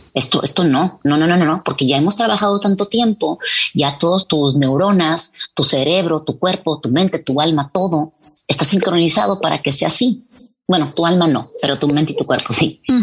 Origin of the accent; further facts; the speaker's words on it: Mexico; now in Texas, United States; todos somos mexicanos y nos gusta hablar de dónde venimos